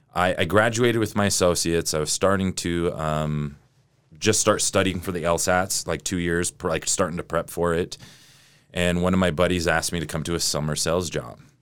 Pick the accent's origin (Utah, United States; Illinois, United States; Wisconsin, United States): Utah, United States; Sandy; also born or lived in Salt Lake City, Utah; I'm from, I'm from Utah. I'm from Salt Lake. I grew up in Sandy